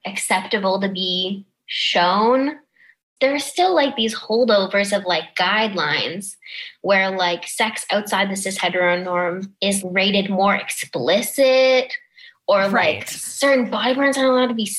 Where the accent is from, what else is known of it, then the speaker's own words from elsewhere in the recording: Toronto, Ontario, Canada; I grew up in Toronto